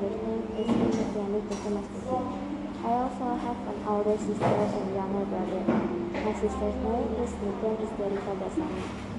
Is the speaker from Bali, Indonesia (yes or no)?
no; Jakarta, Indonesia; I was born in Jakarta 8 October 2009.